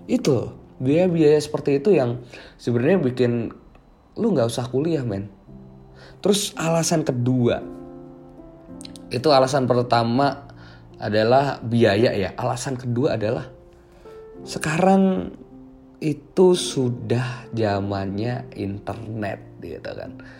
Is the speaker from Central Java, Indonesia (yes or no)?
yes; Magelang, Central Java, Indonesia; Jogja atau di daerahku aja deh, Jawa Tengah, Magelang gitu.